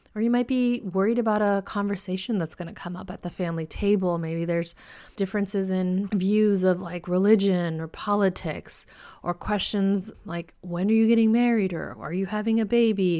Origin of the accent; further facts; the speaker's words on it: California, United States; my home state of California